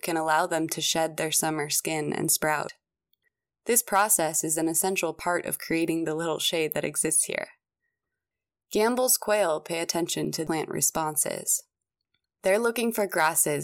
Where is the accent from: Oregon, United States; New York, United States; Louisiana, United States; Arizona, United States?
Arizona, United States; Phoenix; I grew up in Phoenix, a massive city 2 hours to the north